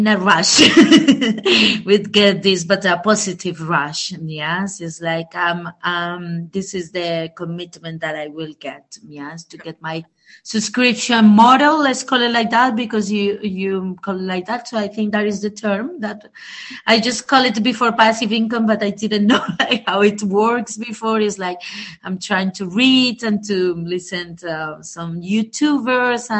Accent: Colombia; I'm from Colombia

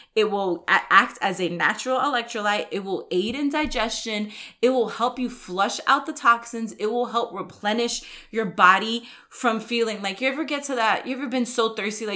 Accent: New York, United States; now in Texas, United States; I grew up in New York

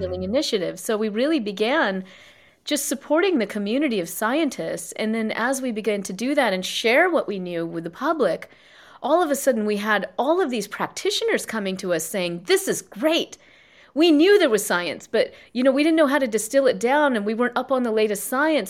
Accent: South Carolina, United States; I was born and raised in South Carolina in, you know, an East Indian Jan family.

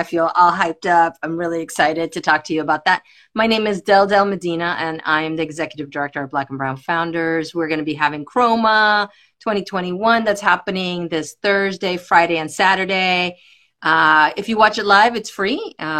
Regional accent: Barranquilla, Atlántico, Colombia; also born or lived in United States; From Colombia. My family's from Colombia. I grew up here and I grew up in Colombia. I went back and forth as a child.

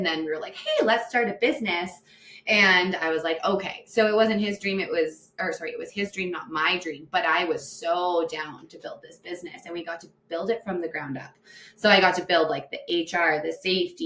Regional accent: Delburne, Alberta, Canada; also born or lived in Red Deer; growing up in Delburn

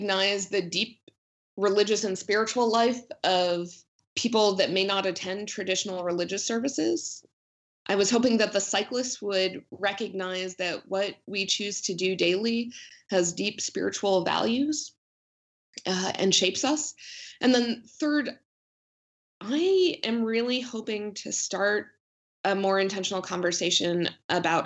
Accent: New Jersey, United States; moved away; I grew up in New Jersey

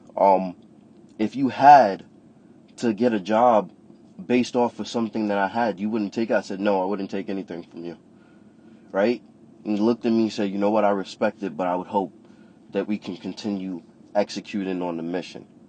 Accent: New York City, New York, United States; I'm from Brooklyn, New York

